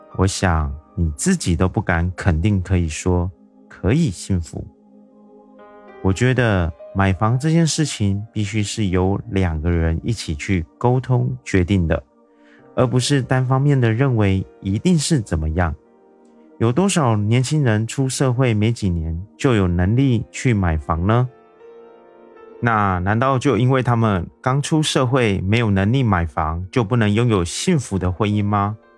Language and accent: Chinese; Taiwan; 我是一位来自台湾的小哥哥